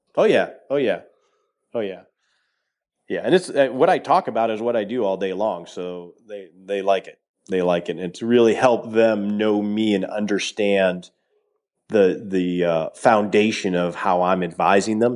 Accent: Detroit, Michigan, United States; I grew up in Detroit

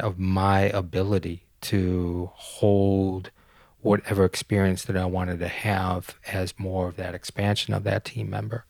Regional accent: Detroit, Michigan, United States; moved away as an adult; also born or lived in Denmark; I'm a boy from Detroit.

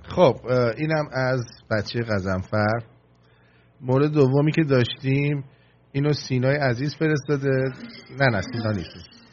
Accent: Iran; moved away; منم ایرانیم منم زندگیم از به باد رفته توی اون مملکت

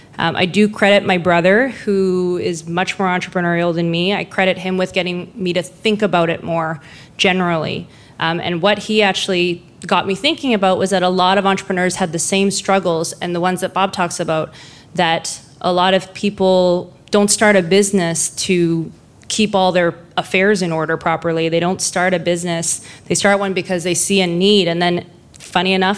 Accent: Lower Mainland, British Columbia, Canada; also born or lived in Vancouver; So I'm born and raised in Lower Mainland. I've lived in Vancouver

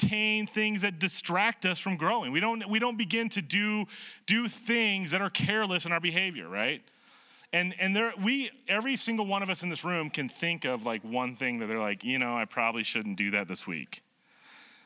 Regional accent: Nebraska, United States; moved away; I grew up in Nebraska.

